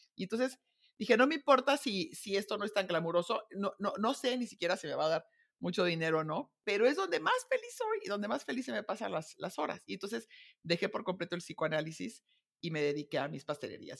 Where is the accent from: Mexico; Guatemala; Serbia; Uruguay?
Mexico; Guadalajara, Jalisco; moved away as an adult; also born or lived in Zamora / United States / Munich; me casé de 20, me fui a vivir fuera de, de Guadalajara, a Zamora